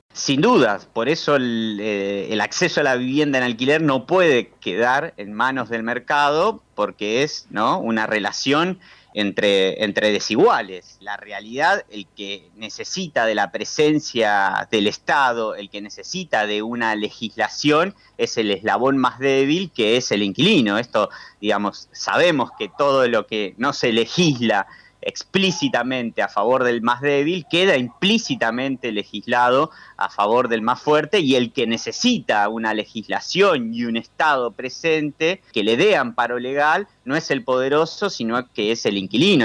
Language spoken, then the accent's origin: Spanish; Rosario, Santa Fe, Argentina; Yo soy de Rosario